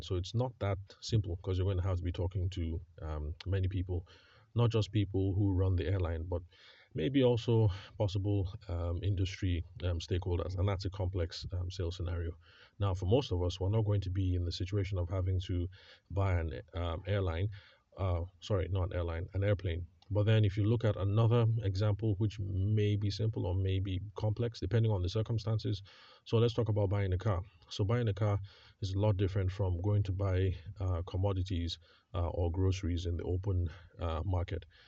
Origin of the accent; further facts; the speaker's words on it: Benue, Nigeria; moved away; I am from Benue State